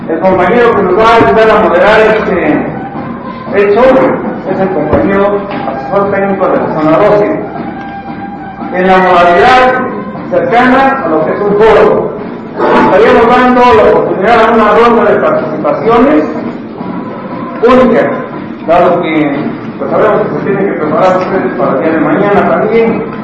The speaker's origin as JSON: {"language": "Spanish", "region": "Oaxaca", "country": "Mexico", "said": "como buenos oaxaqueños, compañeros, como buenos mixtecos"}